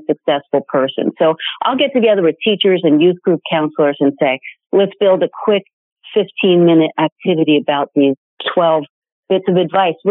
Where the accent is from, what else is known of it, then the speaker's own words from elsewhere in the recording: New York City, New York, United States; I'm a school teacher from the Bronx